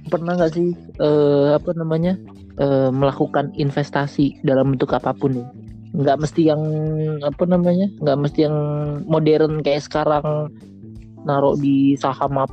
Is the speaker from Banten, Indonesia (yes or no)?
no; Surabaya, East Java, Indonesia; now in Jakarta, Indonesia; Pulang kampung. Iya pulang kampung gua. Takut gua di Jakarta ngeri banyak ini covid